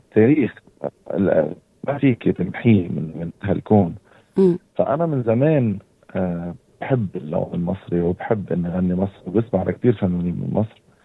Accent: Hasbaya, South Lebanon, Lebanon; accent: Lebanese; أنا آه، لبناني من منطقة حصبية بجدوب وساكن بالجبل

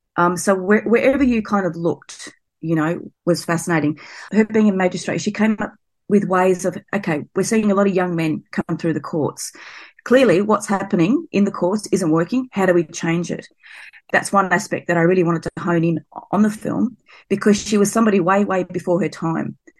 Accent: Blacktown, New South Wales, Australia; I grew up near Blacktown out at Western Sydney

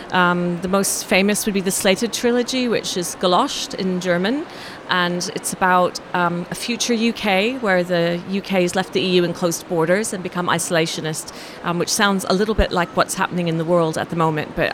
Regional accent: Canada; also born or lived in France / Australia; now in England, United Kingdom; I was born in France. And then I was raised in Canada, moved to Australia, and then moved to England.

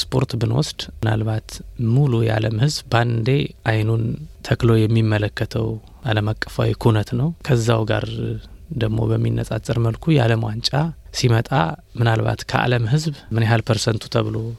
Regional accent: Bahir Dar, Amhara, Ethiopia; moved away; also born or lived in Addis Ababa; ተወልጄ ባደግኩበት በባህር ዳር ከተማ

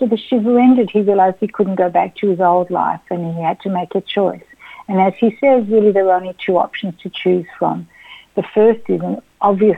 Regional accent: Melbourne, Victoria, Australia; also born or lived in Israel; I was born here in Melbourne, but I've always been very connected to Israel.

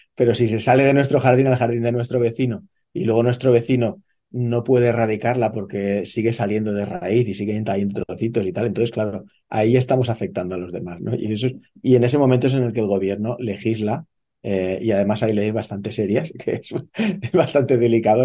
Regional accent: Spain; moved away as an adult; now in Australia; Yo soy español eh, originalmente eh, y, yo de pequeño también estaba acostumbrado eh, a, ver esta higo chumbo, que es como le llamamos en España

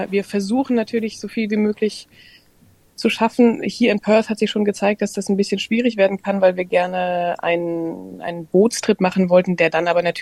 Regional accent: Germany; now in Australia; dass es hier eben durchaus anders ist, natürlich als zum Beispiel in Deutschland, jetzt

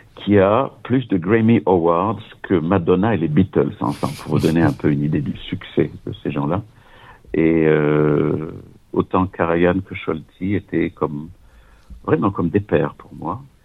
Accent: Nice, Provence-Alpes-Côte d'Azur, France; moved away as an adult; also born or lived in Vienna; je suis né à Nice, et quand j'avais 23 ans, après la maîtrise de droit et puis des études au conservatoire euh, de Nice

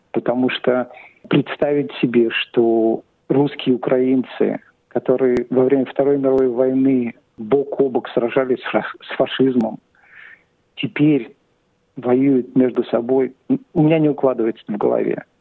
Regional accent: Saint Petersburg, Russia; now in Australia; Я родился в Петербурге, в Ленинграде. И переехал сюда, в Австралию, в 90-х годах

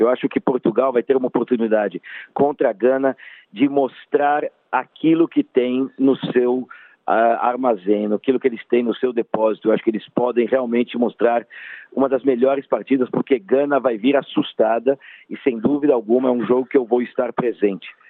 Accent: Brazil; como brasileiro

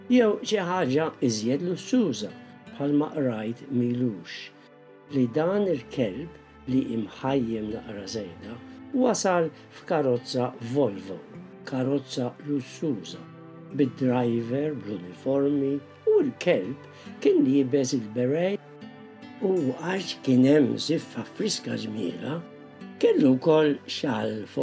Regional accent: Malta; now in Australia; ma kienux parti mill-kultura tagħna bħala Maltin.

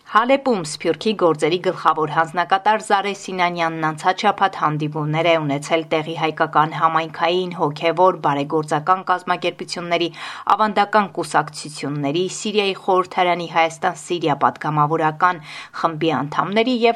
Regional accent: Shekher, Nagorno-Karabakh, Azerbaijan; Շեխերից, որ թուրքերը վերցրել են։ Շեխեր գյուղից։

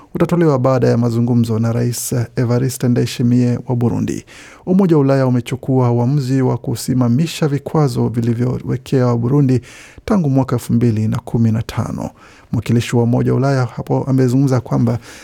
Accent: South Kivu, DR Congo; now in Australia

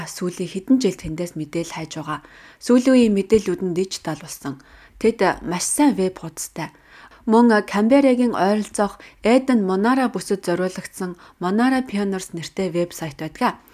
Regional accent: Mornington, Victoria, Australia; Намаг баг байхад Австральд Ансаки өдрийг их л өргөн тэмдэглэдэг байсан юм. Би Mornington-д төрж өссөн.

